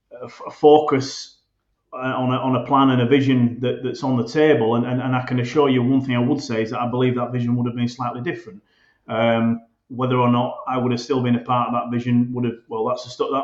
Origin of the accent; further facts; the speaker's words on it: Bradford, Yorkshire and the Humber, United Kingdom; It's my hometown club.